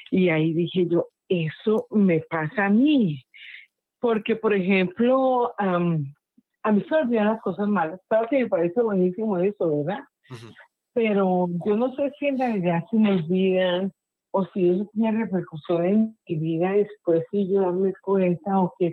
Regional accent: Bogotá, Colombia; de, Bogotá.

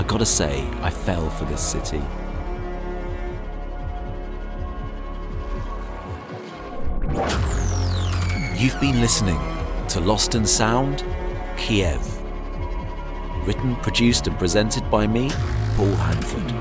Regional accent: United Kingdom; also born or lived in Berlin / London; being British

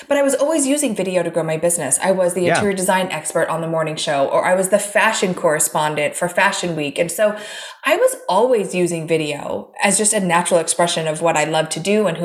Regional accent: Oregon, United States; I grew up in Oregon

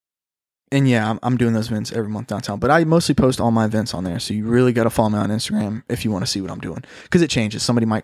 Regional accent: Florida, United States; I'm from Florida

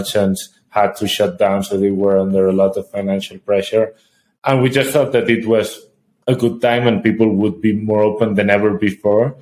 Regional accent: Spain; moved away as an adult; now in Colombia; We are both from Spain

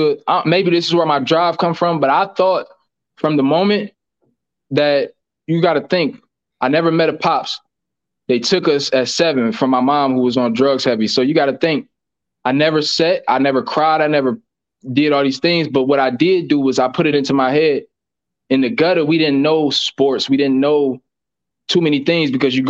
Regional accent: Bedford, United States; growing up in Bedford

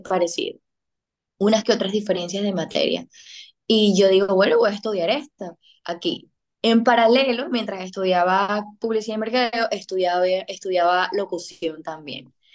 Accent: Venezuela; moved away as an adult; now in Dominican Republic; yo soy venezolana, residente en República Dominicana desde hace seis años

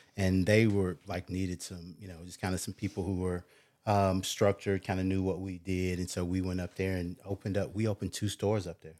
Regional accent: Smyrna, United States; I grew up in Smyrna

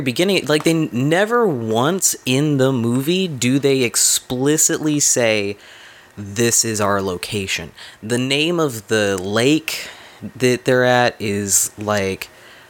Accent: San Antonio, Texas, United States; I was born and raised in San Antonio, which is a little less than an hour away from San Marcos, which is where this was filmed. So I grew up, a lot of my childhood, going to Aquarena

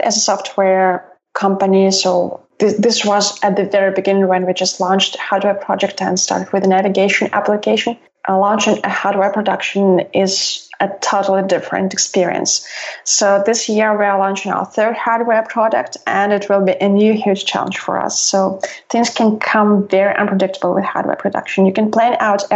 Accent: Russia; now in Southern California, United States; I grew up in Russia

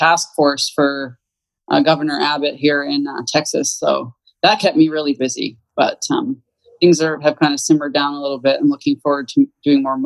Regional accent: Canada; moved away as an adult; now in United States; I was born and raised in Canada

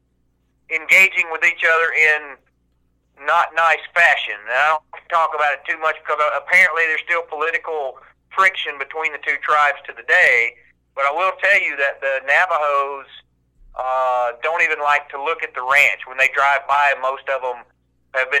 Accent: the South, United States; I grew up here in the South hunting and fishing and camping

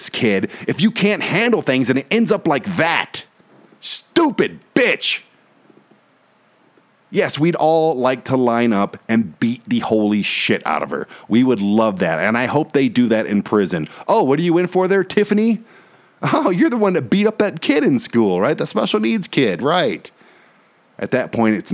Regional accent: Detroit, Michigan, United States; a white guy who was born and raised in Detroit

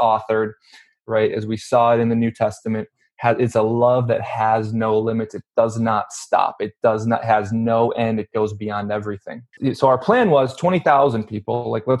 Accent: Midwest, United States; You know, like I said, we're from the Midwest. We have no business creating, you know, leading or spearheading, being the face of an event in LA.

